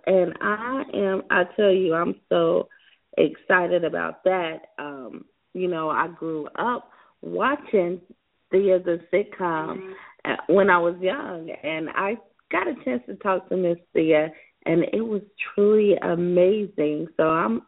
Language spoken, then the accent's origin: English; South Carolina, United States; my home state of South Carolina